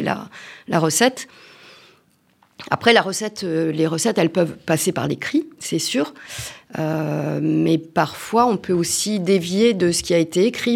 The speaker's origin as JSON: {"language": "French", "region": "Auvergne-Rhône-Alpes", "country": "France", "said": "je suis auvergnat, j'adore le saucisson et l'aligot"}